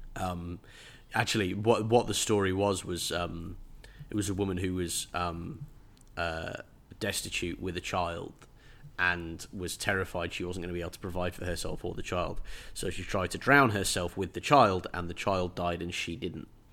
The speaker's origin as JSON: {"language": "English", "region": "England", "country": "United Kingdom", "said": "as an English person"}